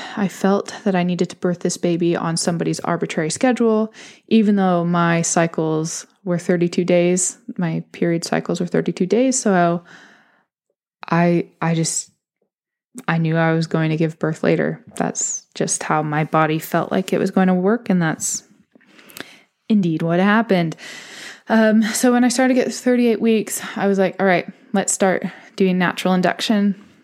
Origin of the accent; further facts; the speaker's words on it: California, United States; moved away as an adult; now in London, United Kingdom; I am originally from California